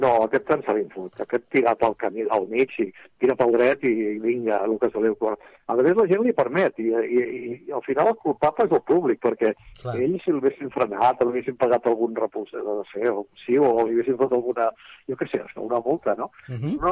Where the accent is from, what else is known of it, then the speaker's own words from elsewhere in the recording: Catalonia, Spain; Català, com a bon català